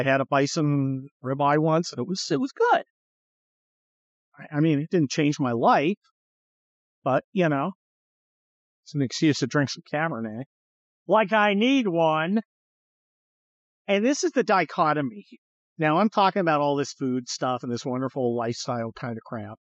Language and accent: English; California, United States; growing up in the California